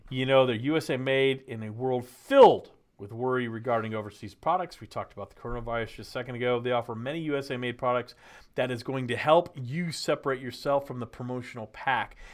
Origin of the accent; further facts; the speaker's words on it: Texas, United States; moved away as an adult; now in Nashville, United States; I grew up in Texas